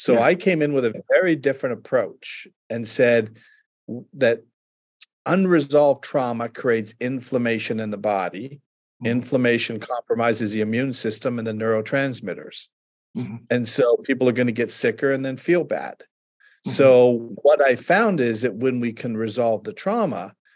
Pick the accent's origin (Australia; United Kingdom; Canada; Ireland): Canada; I'm from Canada